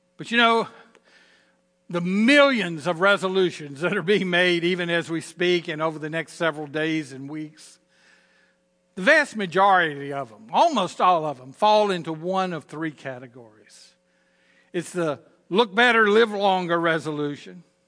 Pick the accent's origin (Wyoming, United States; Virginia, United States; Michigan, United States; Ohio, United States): Virginia, United States; Southern; accent: Southern Virginia; my Southern Virginia accent